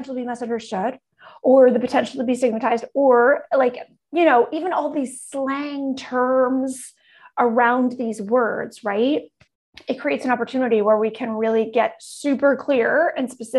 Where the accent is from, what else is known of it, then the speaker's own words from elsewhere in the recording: Canada; I'm Canadian